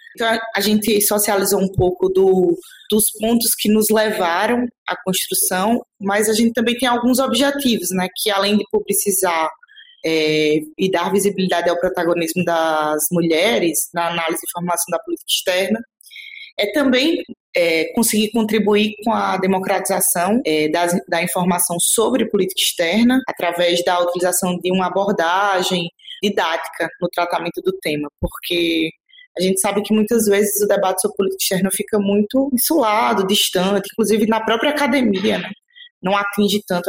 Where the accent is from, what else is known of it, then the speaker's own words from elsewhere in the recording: Northeast Region, Brazil; eu enquanto nordestina